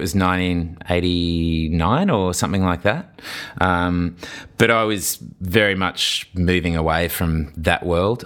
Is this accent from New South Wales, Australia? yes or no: no; Brisbane, Queensland, Australia; I lived in Toowoong, I grew up in Toowoong